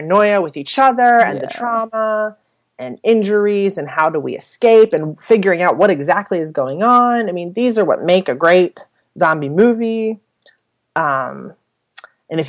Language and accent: English; Pittsburgh, Pennsylvania, United States; I'm from Pittsburgh